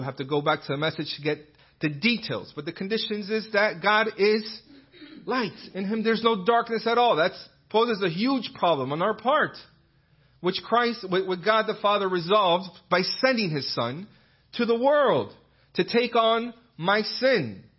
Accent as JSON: {"language": "English", "town": "Bristol", "region": "South West England", "country": "United Kingdom", "said": "And, oh, where's that accent from? Oh, I'm from Bristol in England."}